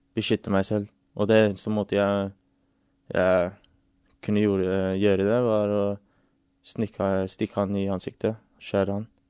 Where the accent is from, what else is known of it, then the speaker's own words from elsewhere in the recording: England, United Kingdom; now in Norway; jeg vokste opp i England